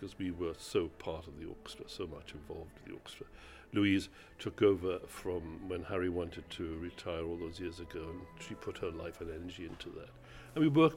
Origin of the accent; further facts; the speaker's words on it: Wales, United Kingdom; moved away; I'm Welsh.